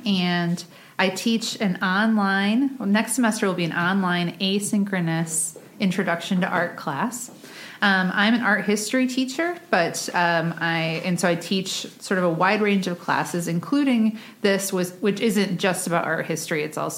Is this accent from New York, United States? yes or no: no; Michigan, United States; born there; So I was born in Michigan and I've moved many places since then.